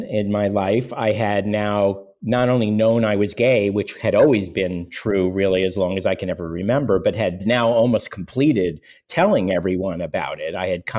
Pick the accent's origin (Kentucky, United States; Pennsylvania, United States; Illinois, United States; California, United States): Pennsylvania, United States; Pittsburgh; now in New York, United States; I was born in New York, but I grew up in Pittsburgh. My parents were New Yorkers, but wanted to leave New York. I spent my whole childhood growing up in Pittsburgh wanting to get to New York, which is where I now live.